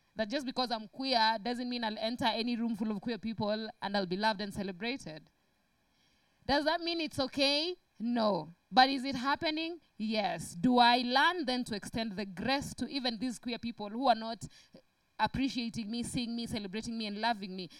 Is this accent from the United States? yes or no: no; Kenya; me being a Kenyan